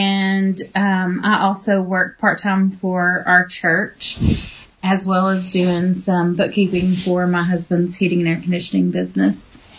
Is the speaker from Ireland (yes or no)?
no; Mount Juliet, Tennessee, United States; We are from the Nashville area. … was born and raised in Donelson, and I was born and raised here in Mount Juliet.